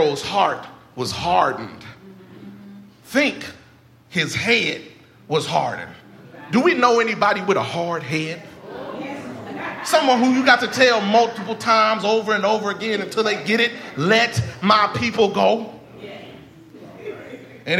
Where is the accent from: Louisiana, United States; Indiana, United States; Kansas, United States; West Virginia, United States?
Indiana, United States; Indianapolis; the church that I grew up in Light of the World Christian Church in Indianapolis, Indiana